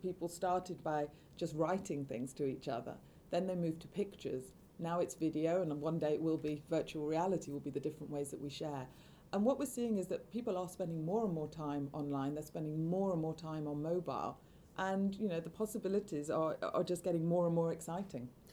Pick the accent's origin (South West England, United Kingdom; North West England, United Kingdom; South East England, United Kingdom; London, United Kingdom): North West England, United Kingdom; Manchester; I grew up in Manchester